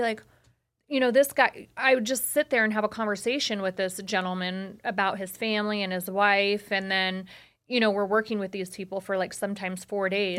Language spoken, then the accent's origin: English; Las Vegas, Nevada, United States; being born and raised in Vegas